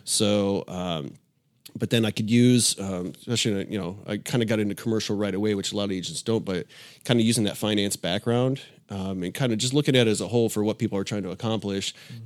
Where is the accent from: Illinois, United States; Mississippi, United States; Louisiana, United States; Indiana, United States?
Illinois, United States; moved away as an adult; now in Tampa, United States; I grew up in Illinois